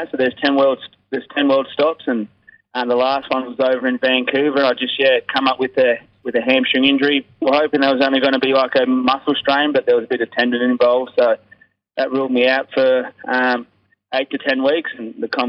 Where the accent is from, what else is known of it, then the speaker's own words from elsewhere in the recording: Braidwood, New South Wales, Australia; moved away; also born or lived in Queanbeyan; I was born in Queanbeyan, grew up in Braidwood, a little country town.